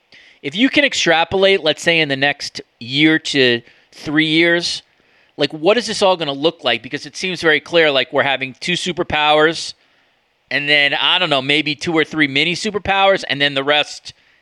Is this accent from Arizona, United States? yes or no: no; New York, United States; as a New Yorker, like, it's not part of my DNA.